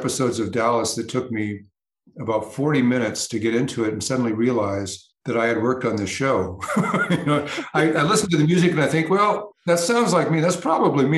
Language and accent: English; United Kingdom; being a Brit